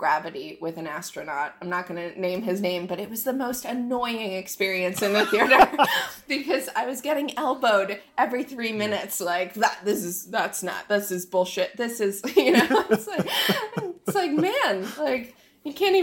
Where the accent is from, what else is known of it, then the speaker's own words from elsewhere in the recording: Jupiter, Florida, United States; I grew up in Jupiter, Florida